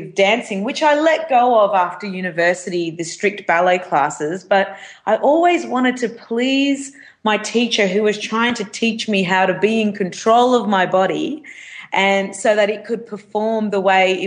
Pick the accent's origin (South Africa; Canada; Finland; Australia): Australia; Hervey Bay, Queensland; I grew up in Hervey Bay